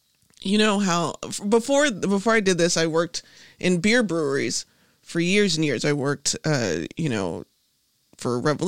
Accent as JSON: {"language": "English", "town": "Chicago", "region": "Illinois", "country": "United States", "tie": "born or raised there", "said": "South side of Chicago."}